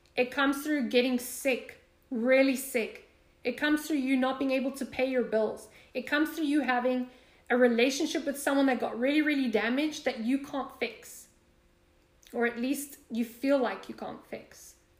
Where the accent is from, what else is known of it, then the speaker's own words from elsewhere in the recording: Florida, United States; I'm from Florida